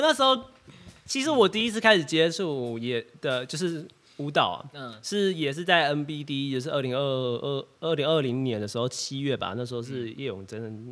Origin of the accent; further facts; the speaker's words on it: Kaohsiung, Taiwan; 我是高雄人